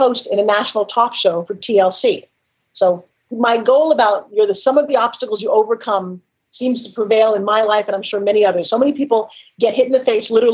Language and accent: English; Long Island, New York, United States; now in Florida, United States; growing up on Long Island